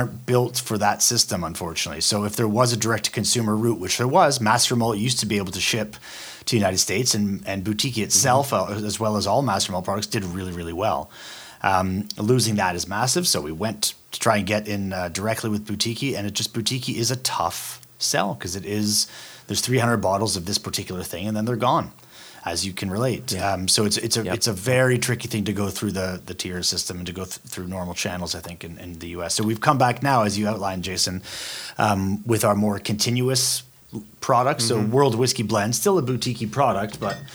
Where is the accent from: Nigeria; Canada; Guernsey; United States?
Canada; accent: Canadian; my accent from Canada